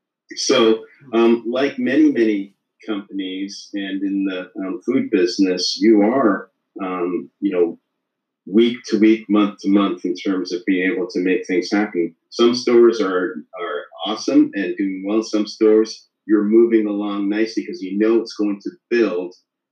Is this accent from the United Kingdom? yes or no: yes; Leeds, Yorkshire and the Humber, United Kingdom; now in Canada; Leeds, England.